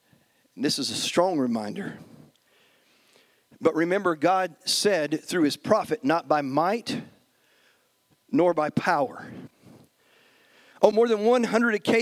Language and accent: English; United States; us as American Christians